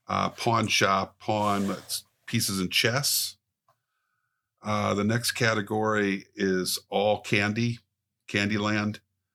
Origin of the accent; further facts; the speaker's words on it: Arkansas, United States; born there; Oh, I was such a huge fan of this. I was born in Arkansas. Kid.